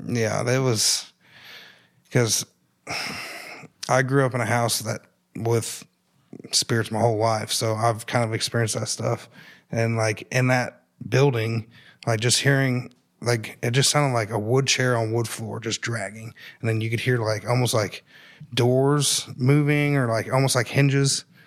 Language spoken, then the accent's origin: English; Columbus, United States; I grew up here in Columbus.